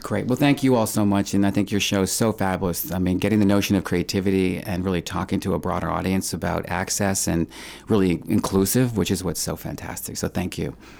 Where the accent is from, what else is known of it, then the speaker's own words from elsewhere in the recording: New York City, New York, United States; I grew up mostly in Manhattan